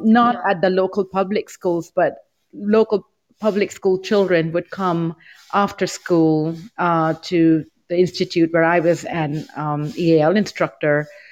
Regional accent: Rajasthan, India; now in Taiwan; I'm originally from India. And I moved to Taiwan a long, long time ago. It's pretty young. And I've been here since.

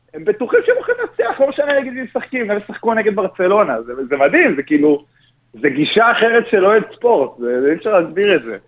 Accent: Gush Dan, Tel Aviv District, Israel; also born or lived in Rosh HaAyin; אני כילד אה, שגר במרכז, בגוש דן

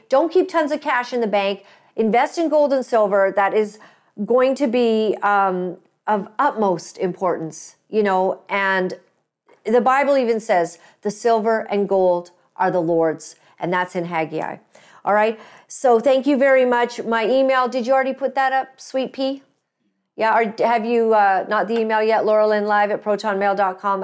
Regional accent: Canada; proud to be Canadian

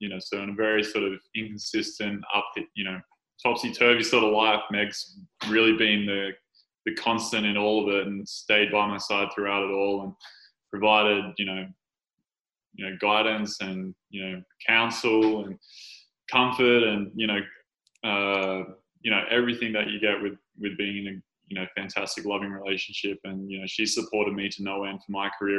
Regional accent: Australia; being an Australian citizen and resident

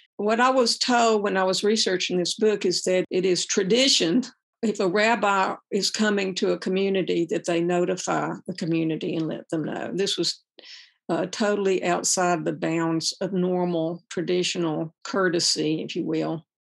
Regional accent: the South, United States; born or raised there; also born or lived in Birmingham, Alabama

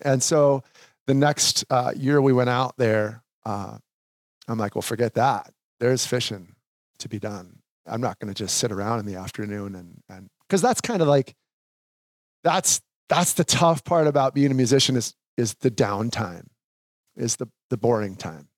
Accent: Sauk Rapids, Minnesota, United States; I grew up in Sauk Rapids, Minnesota

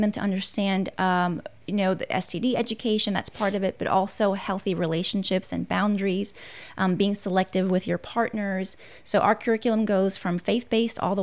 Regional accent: New York, United States; moved away as an adult; now in Southern United States; I'm actually a New Yorker, born and raised

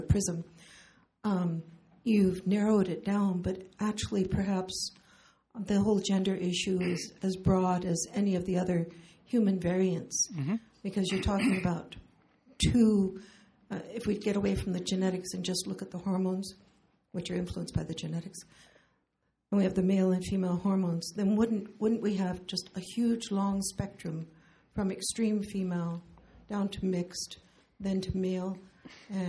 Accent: not far from San Francisco, California, United States; I grew up in California, not far from San Francisco.

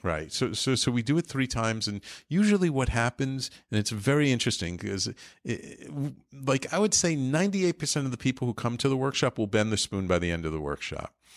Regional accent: New York City, New York, United States; growing up in the Bronx, I ended up going to the Bronx High School of Science

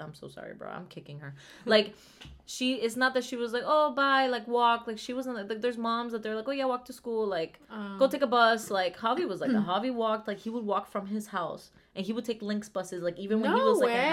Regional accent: Venezuela; moved away; We come from Venezuela

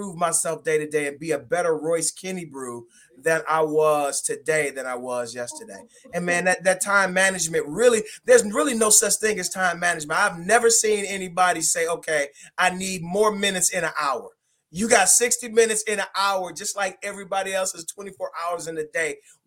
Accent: Detroit, Michigan, United States; also born or lived in Iowa; born and raised in Detroit, Michigan

